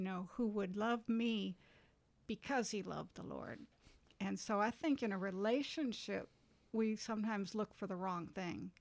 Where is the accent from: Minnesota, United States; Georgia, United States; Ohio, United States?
Minnesota, United States; moved away as an adult; also born or lived in California; now in Jackson, United States; I was born and raised in Minnesota